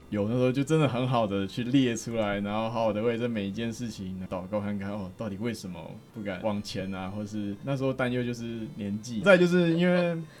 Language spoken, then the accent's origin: Chinese; Taichung, Taiwan; 我来自台中